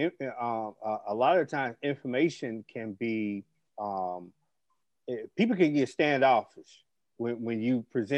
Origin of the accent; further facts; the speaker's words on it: Shreveport, Louisiana, United States; I remember growing up back in the day just playing in that area